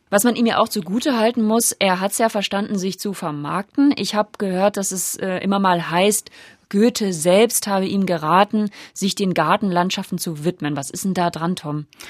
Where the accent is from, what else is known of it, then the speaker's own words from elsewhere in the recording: Lower Saxony, Germany; moved away; Ich selbst wohne hier schon seit über zehn Jahren, aber als gebürtige Niedersächsin